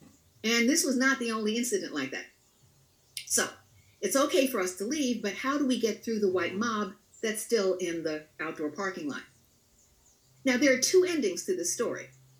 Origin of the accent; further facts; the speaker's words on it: Tarrytown, New York, United States; I was from Tarrytown, New York